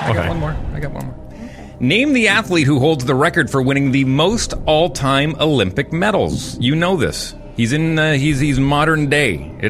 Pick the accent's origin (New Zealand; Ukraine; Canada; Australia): Canada; Fort McMurray, Alberta; moved away; also born or lived in Newfoundland; I'm just an adopted Newfoundlander, being born and raised in Fort McMurray.